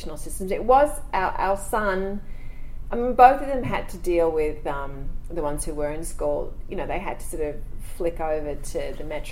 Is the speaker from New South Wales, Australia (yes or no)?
yes; Sydney, New South Wales, Australia; moved away as an adult; also born or lived in Los Angeles, United States; now in Sydney, Australia; I actually grew up around St. Ives, Terry Hills.